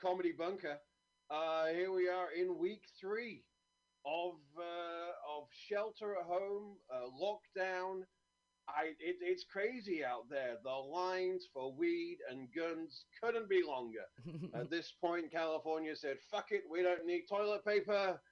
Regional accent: United Kingdom; moved away

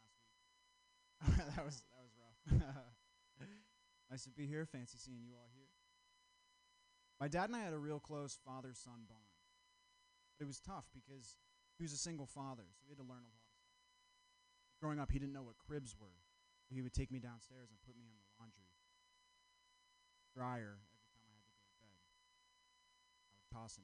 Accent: Vermont, United States; I'm from Vermont

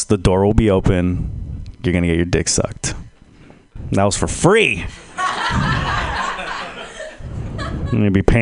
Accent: San Jose, California, United States; now in Texas, United States; I'm originally from San Jose. It's kind of like Texas

